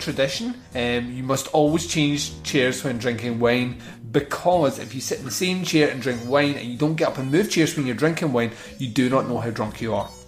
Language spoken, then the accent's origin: English; Scotland, United Kingdom; I'm Scottish